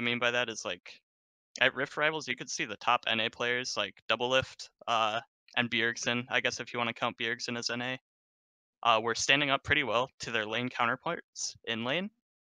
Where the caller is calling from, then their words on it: Chicago, Illinois, United States; Calling from Chicago, Illinois.